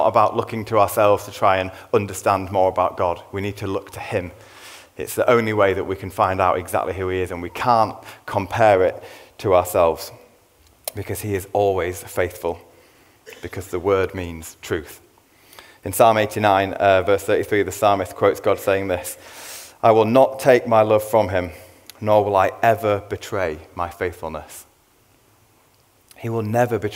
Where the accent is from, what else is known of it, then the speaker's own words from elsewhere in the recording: Leeds, Yorkshire and the Humber, United Kingdom; I'm a man from Leeds